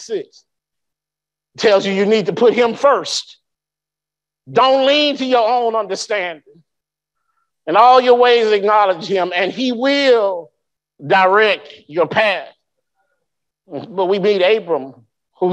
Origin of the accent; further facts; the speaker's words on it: Birmingham, Alabama, United States; moved away; also born or lived in Anniston / Fort Polk; I grew up in Birmingham